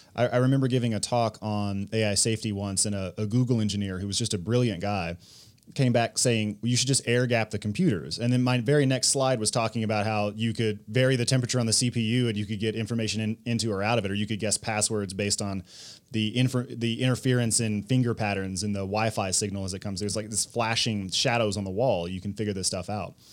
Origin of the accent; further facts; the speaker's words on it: United States; I'm an American